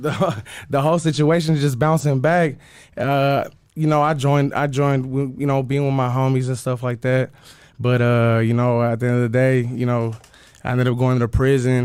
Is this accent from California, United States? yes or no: yes; Bay Area, California, United States; also born or lived in South Central Los Angeles; I grew up in the Bay Area as well as South Central LA.